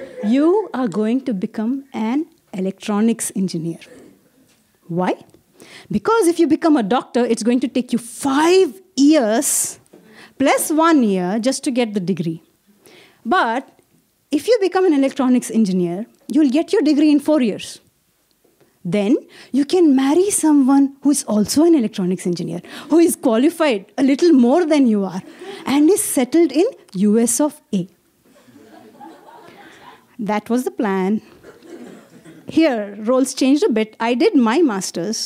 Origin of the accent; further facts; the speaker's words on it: India; I'm from India